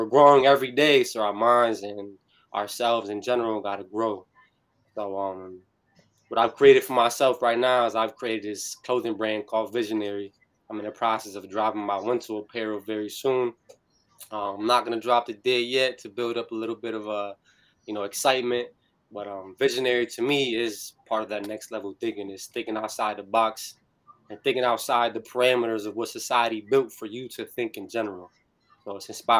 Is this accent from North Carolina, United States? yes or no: yes; New Bern, North Carolina, United States; I'm from Harhead, New Bern, for those who know. I went to New Bern High School